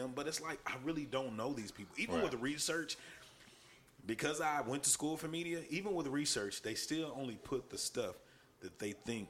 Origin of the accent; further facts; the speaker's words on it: East Texas, United States; now in Dallas, United States; I'm not from Dallas. Mm-hmm. You know, I'm from East Texas.